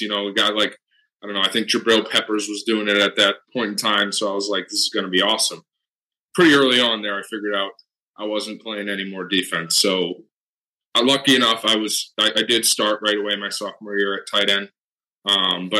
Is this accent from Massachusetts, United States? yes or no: yes; Wilmington, Massachusetts, United States; I went to a small public high school just in my hometown, Wilmington High School. I'm from Massachusetts